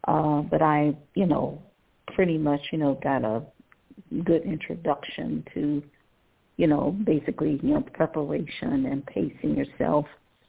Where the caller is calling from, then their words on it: Cleveland, Ohio, United States; I'm calling from Cleveland, Ohio.